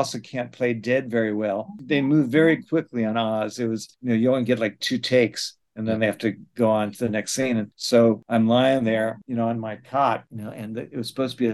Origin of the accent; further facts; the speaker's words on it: New York City, New York, United States; I grew up in New York City going to the theater and going to Broadway shows